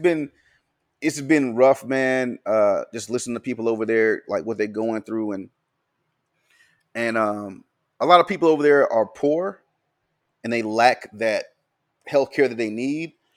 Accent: Pensacola, Florida, United States; also born or lived in Mobile, Alabama; I was born in Florida and was raised, like, half my life over in Pensacola, half my life over in Mobile

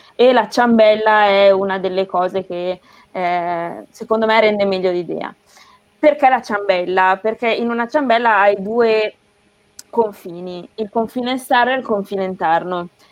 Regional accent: Castel San Pietro Terme, Emilia-Romagna, Italy; moved away as an adult; also born or lived in Rome / Bologna / Naples; vengo da un piccolo paese tra Imola e Bologna eh, che si chiama Castel San Pietro Terme

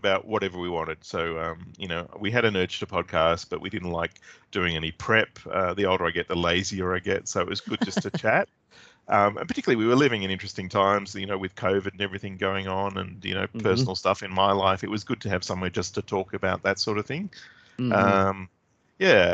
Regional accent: Australia; as an Australian

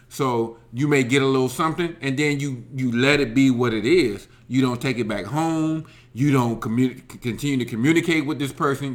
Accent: Alabama, United States; I grew up in Alabama.

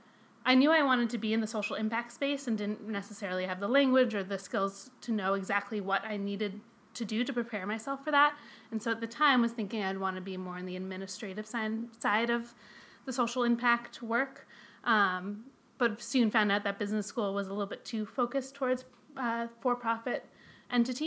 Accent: outside of Boston, Massachusetts, United States; moved away as an adult; now in Chicago, United States; So I'm from the Boston area. I grew up outside of Boston

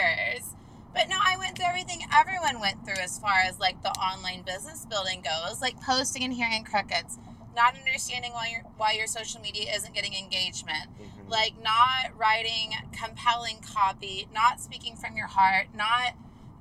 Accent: Sand Springs, Oklahoma, United States; moved away; also born or lived in Tulsa, Oklahoma; the little tiny town of Sand Springs, Oklahoma, where the good Lord decided to drop

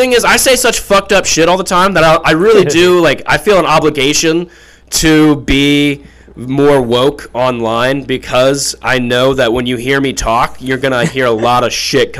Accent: the South, United States; now in Sandpoint, United States; I was raised in the South

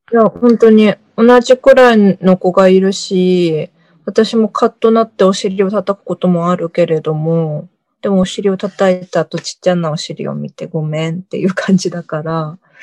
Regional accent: Japan; also born or lived in South Korea; 韓国生まれ、日本育ち、バタバタしてきた韓国人

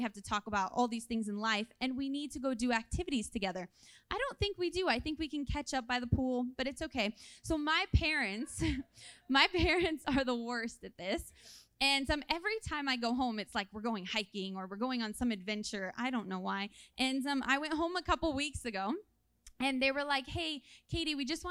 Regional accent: California, United States; moved away; I'm originally from California, so all my family lives there

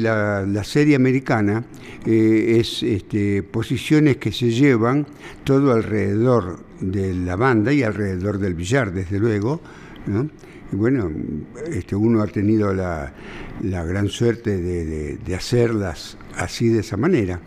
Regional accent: Buenos Aires, Argentina; born or raised there; also born or lived in San Telmo, Buenos Aires

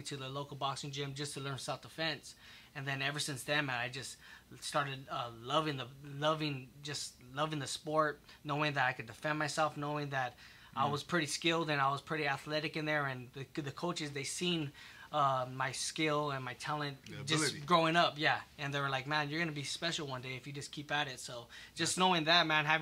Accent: South El Monte, California, United States; I grew up in South Amani, born and raised.

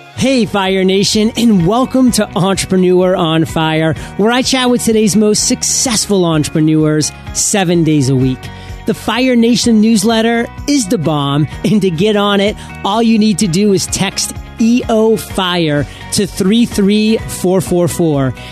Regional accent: New England, United States; I'm from New England

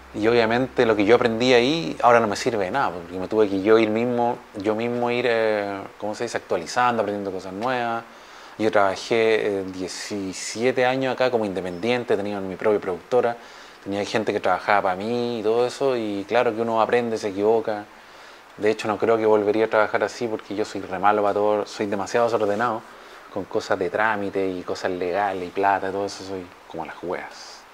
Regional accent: Viña del Mar, Valparaíso, Chile; moved away as an adult; now in Germany; yo soy de Viña

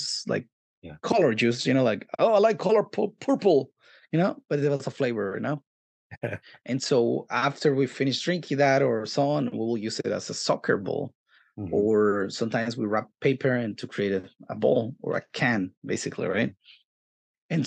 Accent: Mexico City, Mexico; now in Los Angeles, United States; I grew up in Mexico City, and then I moved into different places here and there around the area

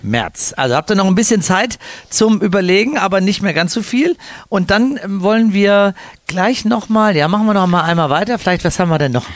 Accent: Cologne, North Rhine-Westphalia, Germany; moved away; Ich bin ja als Kölsche Jung

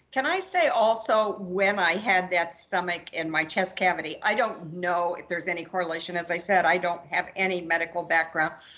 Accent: Georgia, United States; I'm from Georgia.

